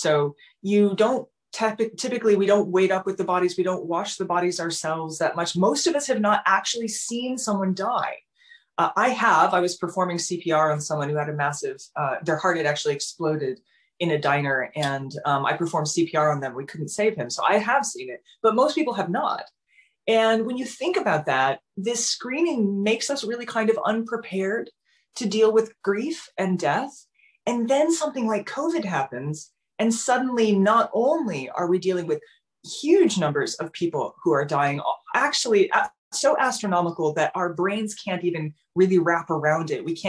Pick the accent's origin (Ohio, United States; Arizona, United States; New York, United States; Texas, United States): Ohio, United States; Southern; I grew up in Southern Ohio, and it's abandoned coal country